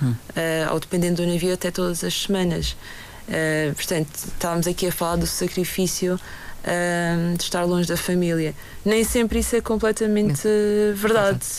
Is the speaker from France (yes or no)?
no; Madeira, Portugal; estas pessoas que são nascidas e criadas na Madeira também. Uh, é algo de, de, que eu sinto muito orgulho.